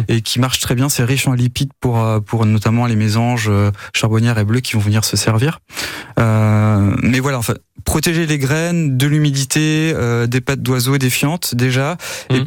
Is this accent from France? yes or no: yes; Normandy, France; chez nous en Normandie